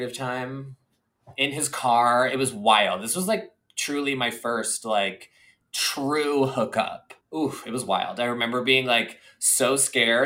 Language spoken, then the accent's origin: English; suburbs of Boston, Massachusetts, United States; moved away; I lived in the suburbs of Boston.